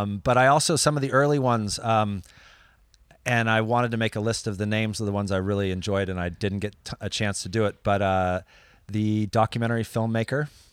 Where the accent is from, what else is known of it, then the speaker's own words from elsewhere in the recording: California, United States; now in France; growing up in California